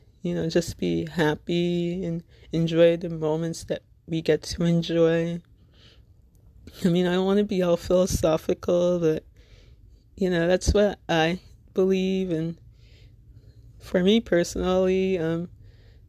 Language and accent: English; Little Ferry, New Jersey, United States; I'm from Little Ferry, New Jersey, which, if you're not familiar with, it's in Bergen County, neighboring town between Hackensack and Teaneck